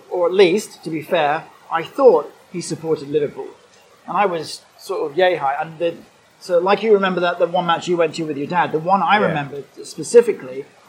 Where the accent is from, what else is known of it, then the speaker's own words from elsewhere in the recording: Hong Kong; also born or lived in Singapore; So, remember, I grew up in Hong Kong and Singapore later.